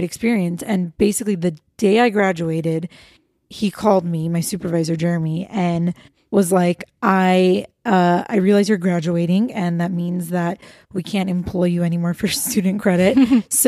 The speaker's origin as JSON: {"language": "English", "town": "Los Angeles", "region": "California", "country": "United States", "tie": "born or raised there", "said": "I was born and raised in LA. I'm Armenian American."}